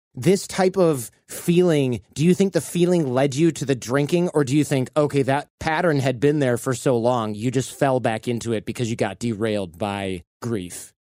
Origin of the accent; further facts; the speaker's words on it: Michigan, United States; now in California, United States; I grew up in Michigan